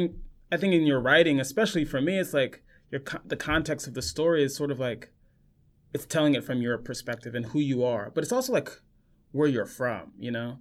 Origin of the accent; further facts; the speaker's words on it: Los Angeles, California, United States; moved away; I grew up in Los Angeles, born and raised.